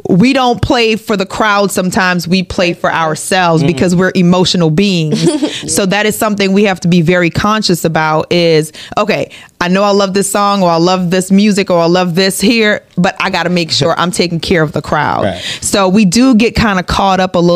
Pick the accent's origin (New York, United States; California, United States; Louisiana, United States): Louisiana, United States; New Orleans; also born or lived in Trinidad and Tobago; now in Atlanta, United States; Grew up in New Orleans, though. So New Orleans is home, but I'm a born Trini